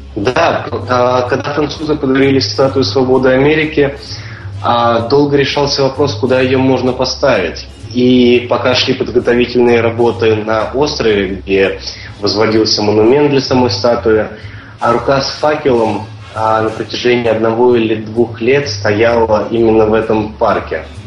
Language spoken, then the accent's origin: Russian; Voronezh, Voronezh Oblast, Russia; now in New York, United States; города Воронежа, откуда мы с тобой родом.